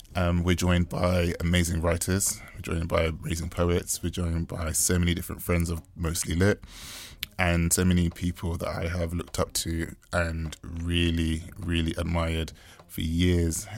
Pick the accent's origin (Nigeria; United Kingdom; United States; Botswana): United Kingdom; Growing up in the United Kingdom as a British-born West Indian man